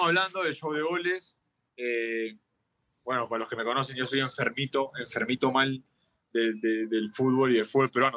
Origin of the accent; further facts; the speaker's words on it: Avellaneda, Buenos Aires Province, Argentina; moved away; soy argentino y en esa época yo viví muy de cerca porque yo jugaba en Racing, tenía 7, eh, 8 años